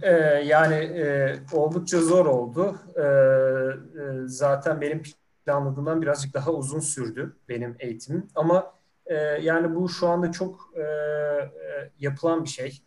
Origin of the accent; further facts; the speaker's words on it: İzmir, Turkey; moved away as an adult; also born or lived in Ankara; ben aslında İzmirliyim.